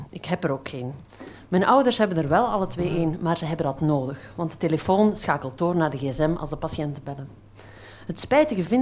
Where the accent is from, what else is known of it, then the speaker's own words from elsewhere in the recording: Flanders, Belgium; accent: Flemish; Ik kom uit Vlaanderen, dat zal je wel horen.